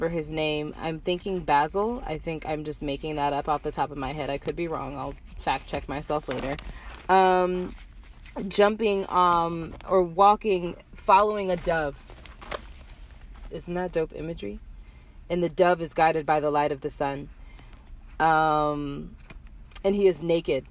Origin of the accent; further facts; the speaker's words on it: United States; I was raised in the United States